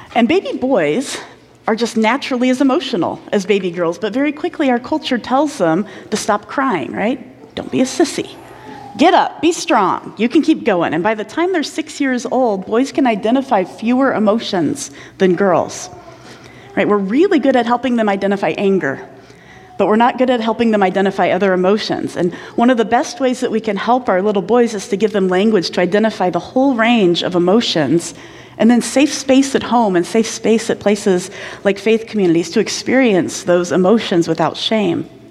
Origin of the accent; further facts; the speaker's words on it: Indiana, United States; I grew up in Indiana